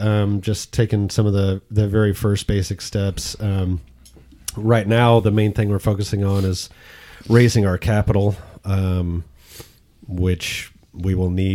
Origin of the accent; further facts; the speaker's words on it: Arlington, Texas, United States; moved away as an adult; now in Saginaw, United States; I am also from Arlington.